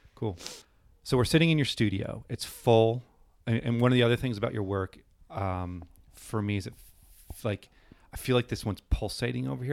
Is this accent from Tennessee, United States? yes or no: no; New Hampshire, United States; moved away; I grew up in New Hampshire